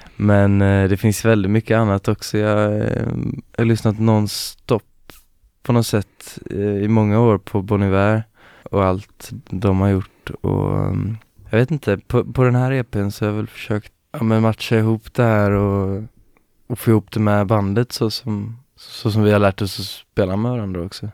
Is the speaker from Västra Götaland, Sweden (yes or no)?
yes; Gothenburg, Västra Götaland, Sweden; jag är från Göteborg